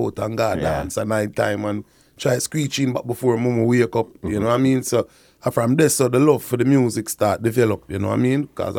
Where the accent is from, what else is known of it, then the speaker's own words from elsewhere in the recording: Kingston, Jamaica; I was born in Kingston, Jamaica, you know, KPH Hospital.